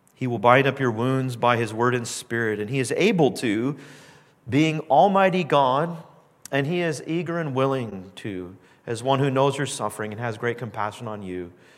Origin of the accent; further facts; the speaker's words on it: Southern California, United States; now in Canada; I grew up in Southern California